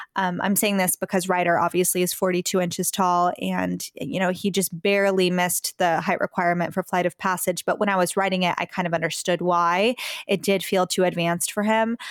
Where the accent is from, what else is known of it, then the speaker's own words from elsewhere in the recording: Texas, United States; We are from Texas